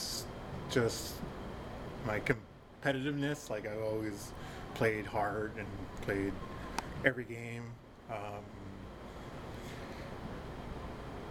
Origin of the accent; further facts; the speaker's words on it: Prince Rupert, British Columbia, Canada; I was born and raised in Prince Rupert